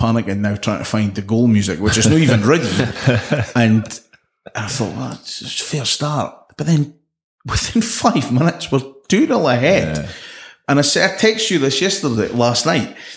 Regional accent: Scotland, United Kingdom; as a Scotsman

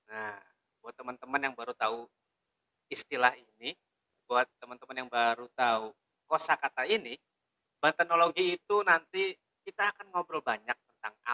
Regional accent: Padang, West Sumatra, Indonesia; jadi saya sih ini orang Padang, mm -hmm. tapi gabung atau di, masuk di relawan Bantanologi.

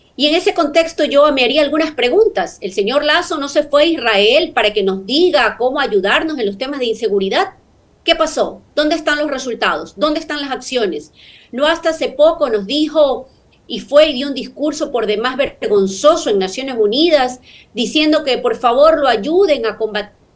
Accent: Guayaquil, Guayas, Ecuador; como guayaquileña

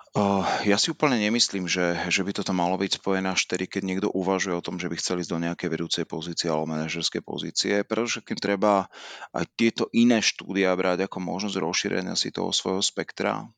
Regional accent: Žilina, Žilina Region, Slovakia; also born or lived in Martin / Rome; Ja som pôvodom Žilinčan, e, chcel som ostať v regióne, chcel som ostať e, blízko teda rodného mesta

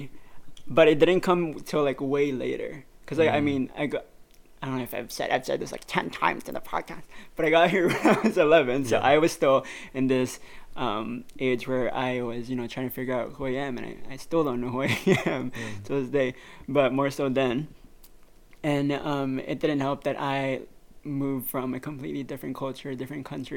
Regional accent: Philippines; born or raised there; now in Canada

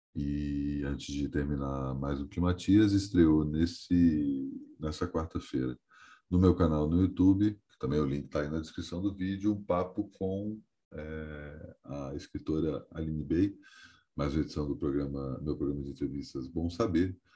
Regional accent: Brasília, Federal District, Brazil; moved away as an adult; now in São Paulo, Brazil; eu estou na minha terra natal, mais especificamente no meu apartamento natal, né? o apartamento que eu cresci desde a infância

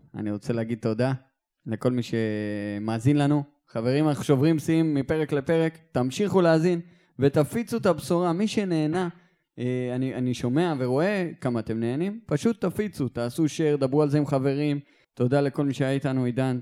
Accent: Eilat, Southern District, Israel; אני מאילת

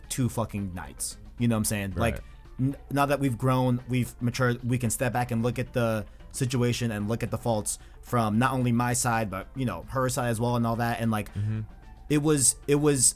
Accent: New York, United States; I was born in New York, you know? I was born in US. I was born in the United States. I'm an American

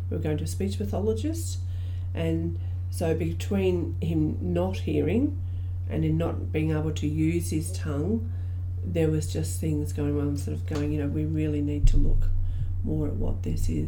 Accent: Australia; So um, I'm an Aboriginal woman, I'm from Stolen Generation.

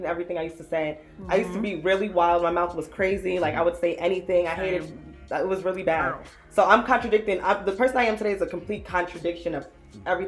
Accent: United States; also born or lived in New Jersey / New York; now in Atlanta, United States; growing up in New Jersey and New York

